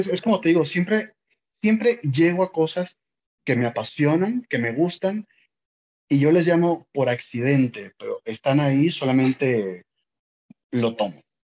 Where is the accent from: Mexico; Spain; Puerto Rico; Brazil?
Mexico; Ciudad Obregón, Sonora; moved away as an adult; also born or lived in Mexico City / Argentina; Soy mexicano de Sonora. Entonces yo estaba en, en Sonora y estaba en Obregón, porque soy de allá, soy norteño, alto